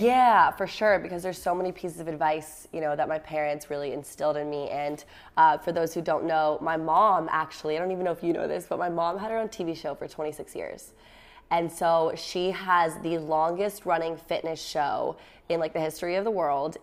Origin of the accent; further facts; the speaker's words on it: Virginia, United States; I'm from Virginia